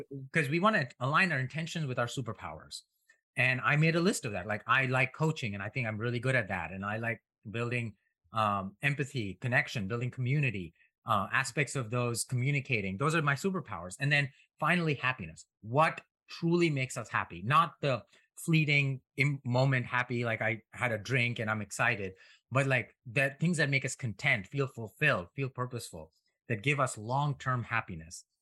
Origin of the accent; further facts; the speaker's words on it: India; moved away as an adult; now in United States; I grew up in India and an im-, immigrant to United States.